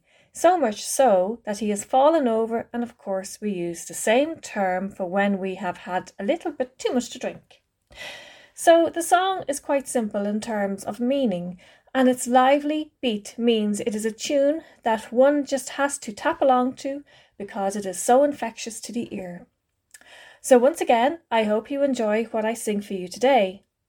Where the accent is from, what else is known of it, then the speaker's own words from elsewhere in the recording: Ireland; we Irish girls do not put up with any of that messing now.